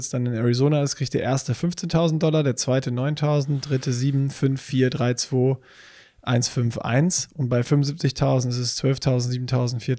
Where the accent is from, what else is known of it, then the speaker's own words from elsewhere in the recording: Hamburg, Germany; denn als Hamburger, sorry, jetzt